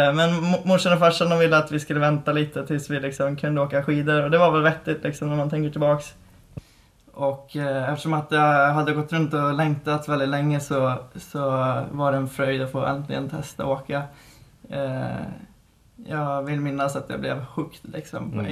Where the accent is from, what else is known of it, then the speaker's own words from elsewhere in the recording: Mariestad, Västra Götaland, Sweden; moved away; vi är uppväxt på en ö eh, som eh, ligger i Vänern då. Mm. Eh, Sveriges största sjö. Eh, och det är två mil in till eh, Mariestad